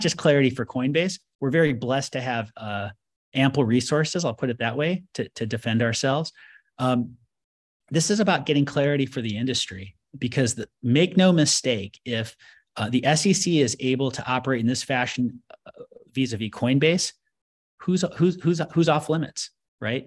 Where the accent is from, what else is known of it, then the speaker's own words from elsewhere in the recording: United States; I, as an American